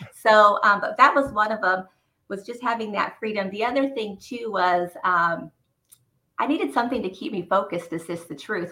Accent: Rancho Cucamonga, California, United States; also born or lived in Fontana, California; I was born in Fontana, California, um, and I was raised in Rancho Cucamonga

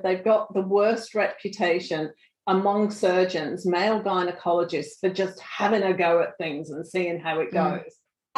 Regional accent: Australia; being Australian

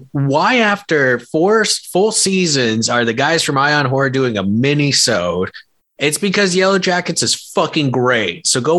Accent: New England, United States; accent: New England; my New England accent came out hard.

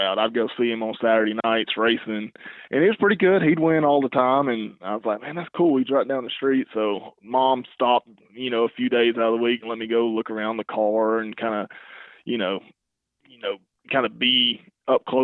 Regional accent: Alabama, United States; moved away as an adult; I'm originally from Alabama. That's where I grew up

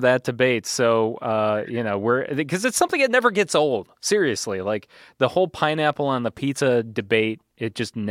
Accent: Manteno, Illinois, United States; my hometown of Manteno, Illinois

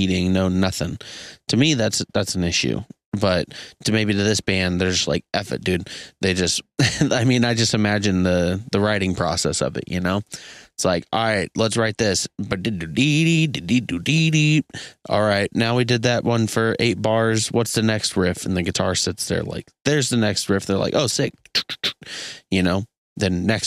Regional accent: Kansas City, Missouri, United States; Kansas City, Missouri, my hometown

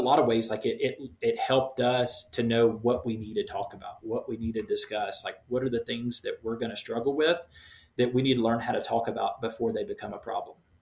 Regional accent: Shreveport, Louisiana, United States; moved away as an adult; now in Quito, Ecuador; Pretty much born and raised in Shreveport, Louisiana.

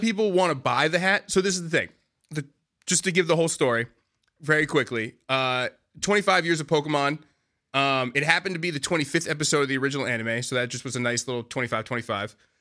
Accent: Boston, Massachusetts, United States; moved away as an adult; now in New York, United States; I'm originally from Boston

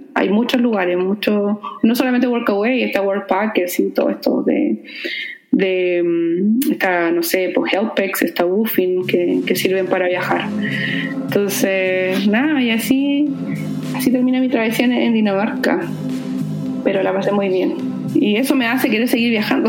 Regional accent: Puerto Varas, Los Lagos, Chile

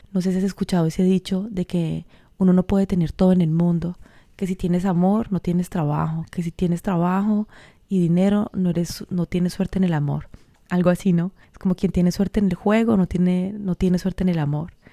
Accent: Colombia; soy colombiana, en toda esa cultura de mi país

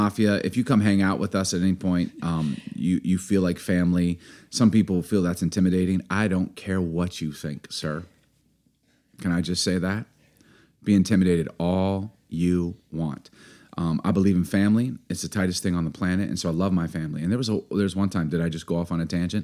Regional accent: Chicago, Illinois, United States; I grew up in Chicago

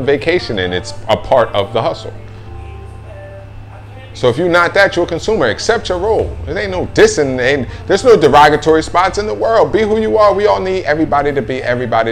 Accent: New Jersey, United States; moved away; I'm just an ignorant ass motherfucker from New Jersey

